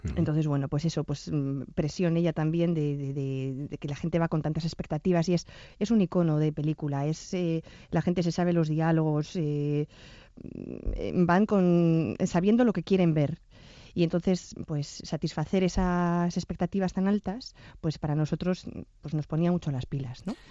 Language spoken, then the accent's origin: Spanish; Bilbao, Basque Country, Spain; somos de Bilbao